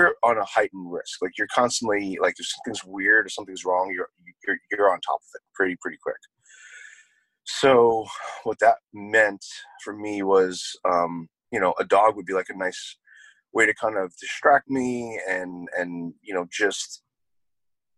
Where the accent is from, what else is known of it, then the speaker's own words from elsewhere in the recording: New York, United States; moved away; also born or lived in New Jersey; originally I'm from New York, and my parents moved to New Jersey kind of in the middle of my treatments